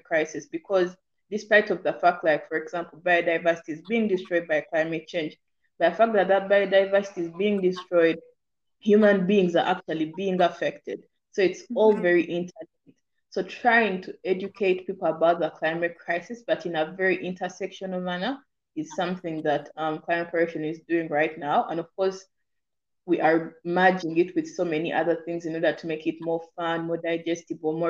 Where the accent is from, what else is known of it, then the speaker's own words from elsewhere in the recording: Uganda; I'm from Uganda